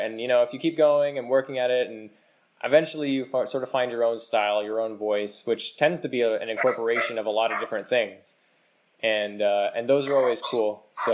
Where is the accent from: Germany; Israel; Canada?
Canada; as a Canadian.